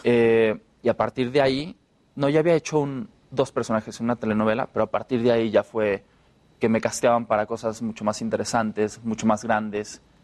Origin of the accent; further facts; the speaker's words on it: Jalisco, Mexico; yo soy de Jalisco